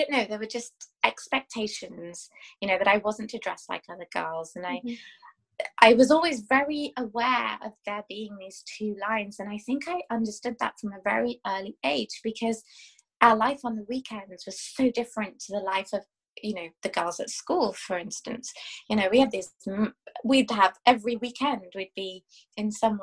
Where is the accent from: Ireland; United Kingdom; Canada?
United Kingdom; England; I was born and brought up in England